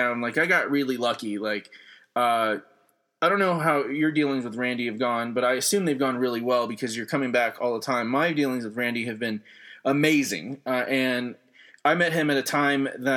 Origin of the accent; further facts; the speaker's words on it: New Mexico, United States; moved away; I'm from New Mexico.